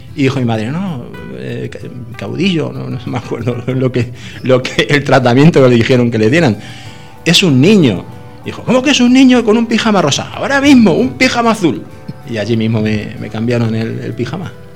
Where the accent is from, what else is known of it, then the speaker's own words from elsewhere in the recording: Madrid, Community of Madrid, Spain; Yo llegué a Madrid recién nacido, mis padres eran emigrantes andaluces